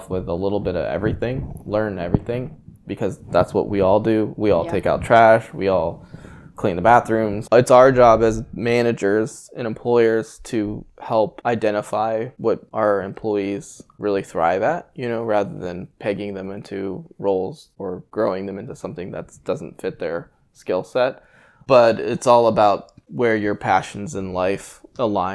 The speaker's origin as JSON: {"language": "English", "town": "Bowie", "region": "Maryland", "country": "United States", "tie": "born or raised there", "lives_now": "Annapolis, United States", "said": "I grew up in Bowie"}